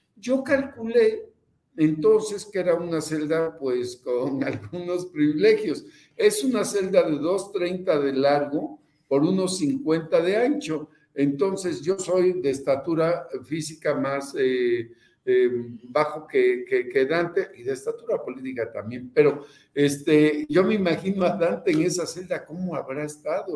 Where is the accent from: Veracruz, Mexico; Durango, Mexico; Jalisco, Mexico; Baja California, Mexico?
Veracruz, Mexico; also born or lived in Papantla / Xalapa; no voy a regresar a mi estado